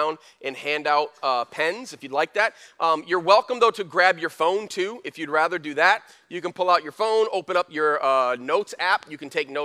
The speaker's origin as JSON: {"language": "English", "town": "Flint", "region": "Michigan", "country": "United States", "tie": "born or raised there", "said": "When we were growing up in Flint"}